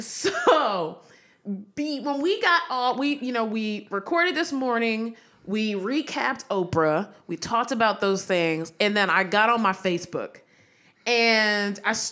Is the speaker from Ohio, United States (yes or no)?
no; California, United States; I'm from the Bay Area.